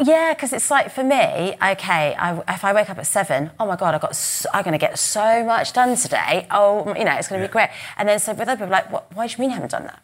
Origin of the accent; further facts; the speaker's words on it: United Kingdom; we're British, we're private, we're, yes. and we're stiff upper lip